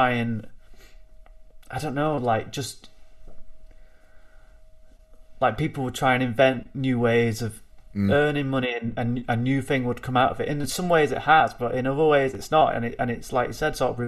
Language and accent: English; Bolton, North West England, United Kingdom; I am a musician from Bolton